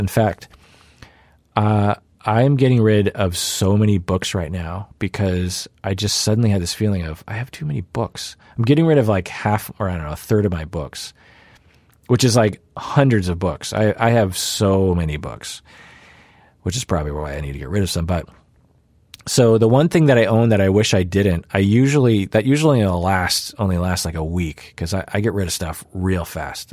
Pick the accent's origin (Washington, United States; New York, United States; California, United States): Washington, United States; Sammamish; in the suburbs of Seattle, where I grew up in Sammamish.